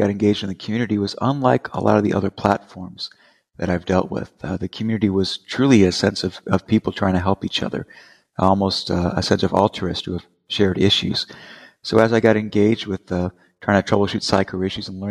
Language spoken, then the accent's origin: English; Las Vegas, Nevada, United States; now in Charlotte, United States; I'm originally from Las Vegas, Nevada. I now reside in Charlotte, North Carolina.